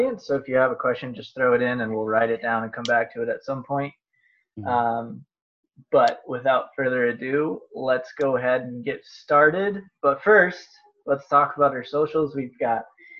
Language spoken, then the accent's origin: English; Altoona, Iowa, United States; I'm originally from Altoona.